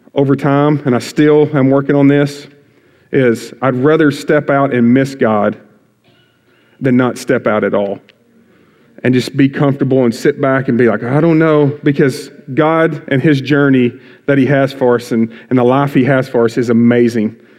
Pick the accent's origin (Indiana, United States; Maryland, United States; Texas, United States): Texas, United States; Bowie; moved away as an adult; now in Waco, United States; born and raised in Bowie, been in Crossroads since it started.